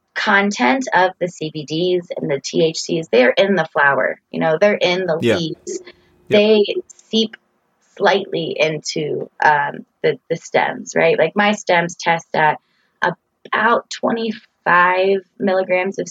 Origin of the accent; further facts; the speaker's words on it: Florida, United States; moved away as an adult; now in Boulder, United States; I came from Florida, and there's not very many seasons in Florida. And I also grew up there